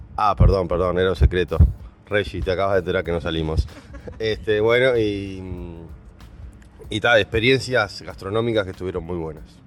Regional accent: Santa Lucía, Canelones, Uruguay; soy de Santa Lucía, Canelones, Uruguay

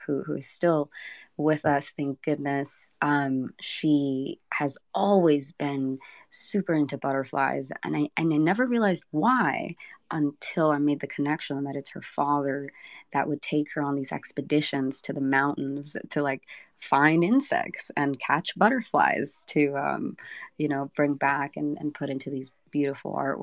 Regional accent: Rosarito, Baja California, Mexico; also born or lived in San Diego, California; now in Southern California, United States; I'm originally from Mexico. I was born in Rosarito, Baja California. And then I migrated to the U.S., to San Diego, in 2001 with my family.

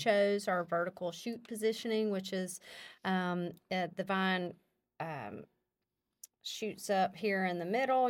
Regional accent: Calhoun, Louisiana, United States; born and raised in the Calhoun, Western Row area

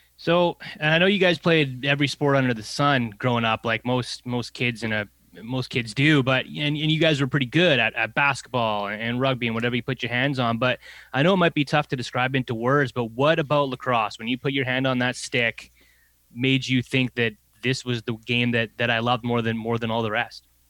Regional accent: Canada; growing up in Canada

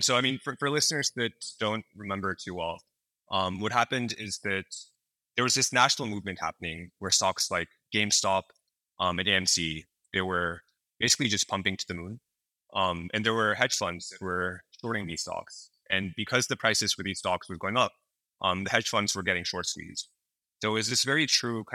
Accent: San Francisco Bay Area, California, United States; I grew up in the San Francisco Bay Area

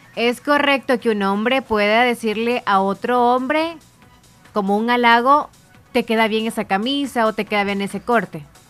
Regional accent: El Salvador; nosotros los habitantes de El Salvador

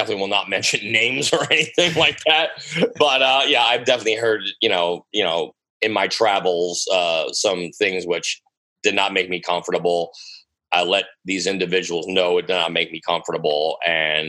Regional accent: United States; I'm American

